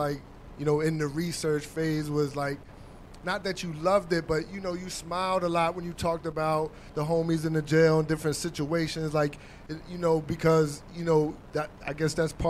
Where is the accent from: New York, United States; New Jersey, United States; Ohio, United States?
New Jersey, United States; also born or lived in Camden / Trenton; now in Washington, D.C., United States; I say we because I'm from Jersey too, originally